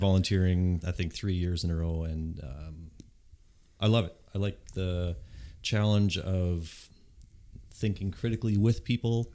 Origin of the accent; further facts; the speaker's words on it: Yontzee, Manitoba, Canada; I grew up in Yontzee